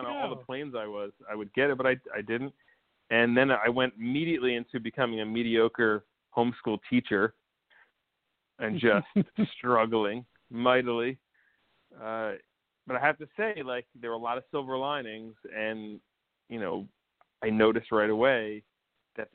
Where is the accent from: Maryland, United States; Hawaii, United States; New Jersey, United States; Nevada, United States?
New Jersey, United States; Montclair; accent: North Jersey; Grew up in northern New Jersey, Tony Soprano country, a town called Montclair.